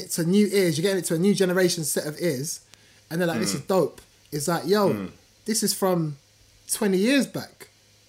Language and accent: English; Ghana; As a Ghanaian man